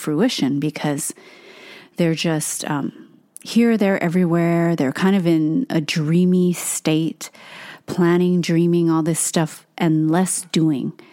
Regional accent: Hawaii, United States; moved away; born and raised in Hawaii

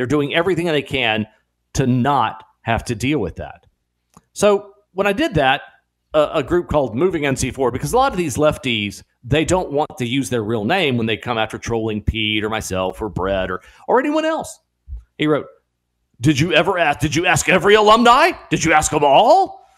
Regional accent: Puerto Rico; also born or lived in Mexican border; I was raised in Puerto Rico and the Mexican border, and much of my childhood formative years were spent that way.

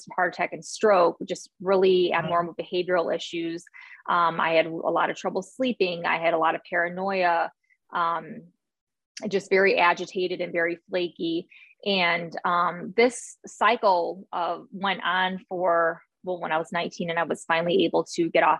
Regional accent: Northwest Indiana, United States; moved away as an adult; also born or lived in Arizona; now in Alabama, United States; I grew up in Northwest Indiana

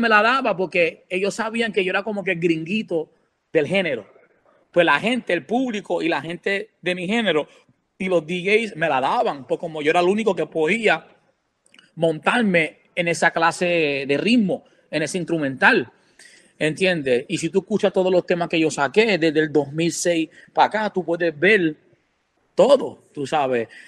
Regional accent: Puerto Rico; also born or lived in New York, United States; now in Orlando, United States; yo me crié en Puerto Rico eh, de los ocho años

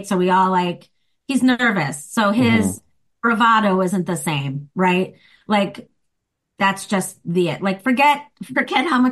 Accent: Chicago, Illinois, United States; accent: Chicago; moved away as an adult; now in Los Angeles, United States; I do improv and I'm a stand-up comic and I'm from Chicago.

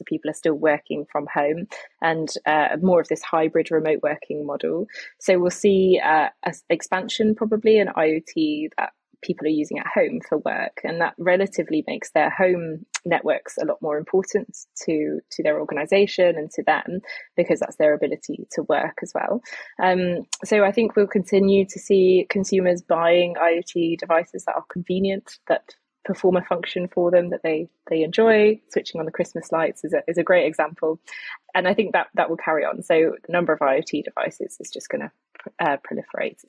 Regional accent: United Kingdom; I'm British

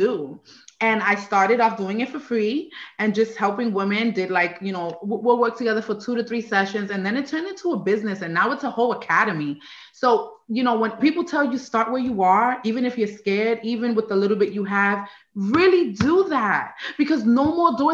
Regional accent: New York, United States; moved away as an adult; also born or lived in Puerto Rico; now in Maryland, United States; I was born on the island of Puerto Rico and came to New York when I was about 5. And then I was just in New York for the rest of my young adult years

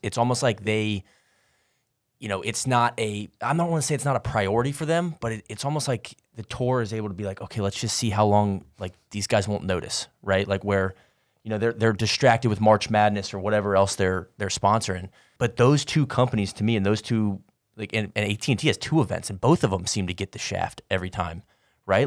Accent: Atlanta, Georgia, United States; I'm from Atlanta.

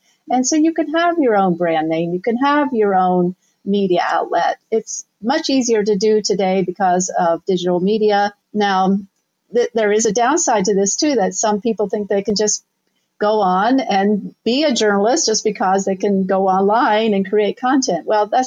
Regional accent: Southern Ohio, United States; moved away as an adult; also born or lived in New York City; I'm originally from Southern Ohio

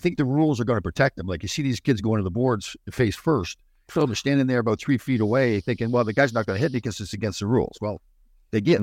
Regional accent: Brampton, Ontario, Canada; I grew up in Brampton.

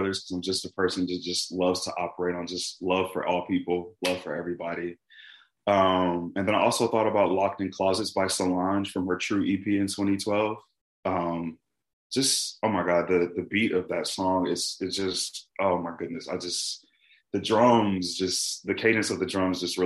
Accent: Detroit, Michigan, United States; now in Dallas, United States; Detroit's where I'm from

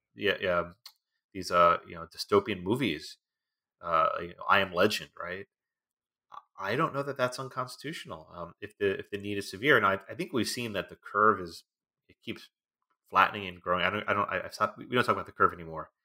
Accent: Texas, United States; My home state of Texas

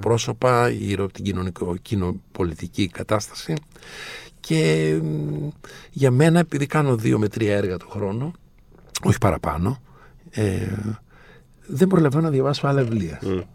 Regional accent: Andros, South Aegean, Greece; το νησί μου, την Άνδρο

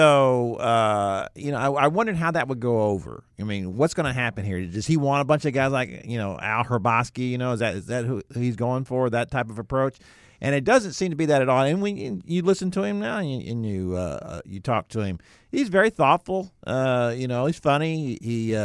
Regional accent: Houston, Texas, United States; I grew up in Houston

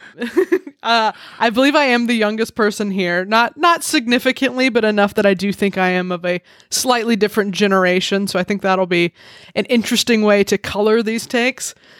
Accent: Alabama, United States; I grew up in Alabama, and we have T Vs there

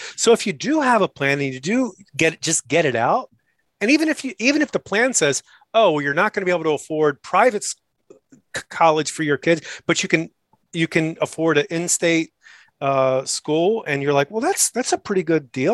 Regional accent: Maryland, United States; moved away as an adult; I grew up in Maryland

